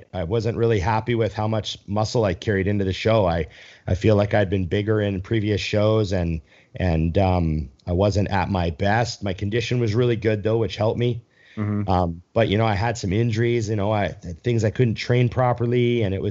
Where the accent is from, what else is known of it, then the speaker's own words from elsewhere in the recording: Edmonton, Alberta, Canada; moved away; I'm from Canada